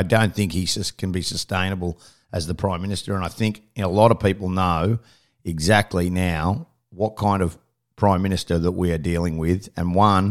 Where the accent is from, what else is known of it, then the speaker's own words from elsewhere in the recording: Australia; but as an Australian, I'm disappointed that we even had to go down this road